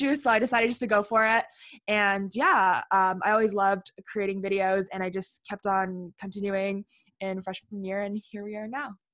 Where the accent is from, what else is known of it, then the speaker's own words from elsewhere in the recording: Ottawa, Ontario, Canada; I'm from Ottawa, Ontario